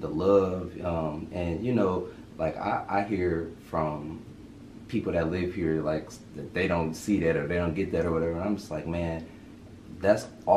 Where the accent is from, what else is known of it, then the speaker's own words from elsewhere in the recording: Highland Park, Michigan, United States; I'm from Detroit, Michigan, Highland Park to be exact. Born and raised, 90s baby